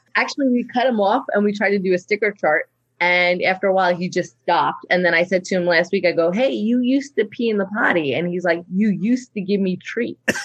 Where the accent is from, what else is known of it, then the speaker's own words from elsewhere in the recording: New York, United States; also born or lived in Long Island; now in Los Angeles, United States; I am living in LA. I've lived in LA for a long time, I'm um, from New York